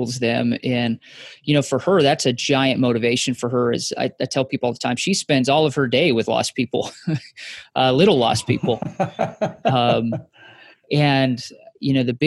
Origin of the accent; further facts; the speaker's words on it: Wyoming, United States; moved away as an adult; also born or lived in Kansas; I grew up in Wyoming